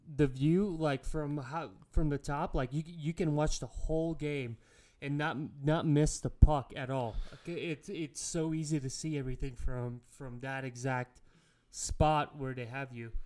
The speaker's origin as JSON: {"language": "English", "country": "Latvia", "moved": "yes", "said": "I'm from Latvia"}